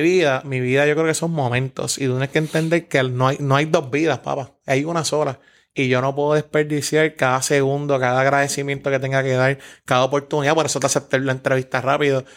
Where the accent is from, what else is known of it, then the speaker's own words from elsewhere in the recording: San Juan, Puerto Rico; me crié en Santurce, Barrio Obrero, Villa Palmera toda mi vida